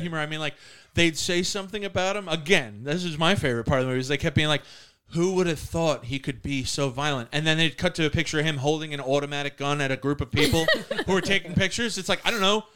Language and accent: English; Long Island, New York, United States; where are you from? And I'd be like, Long Island